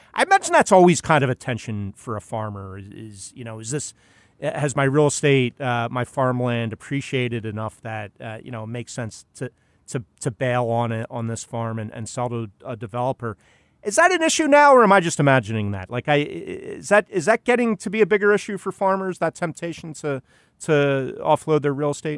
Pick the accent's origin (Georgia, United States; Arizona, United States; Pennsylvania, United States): Pennsylvania, United States; Philadelphia; born or raised there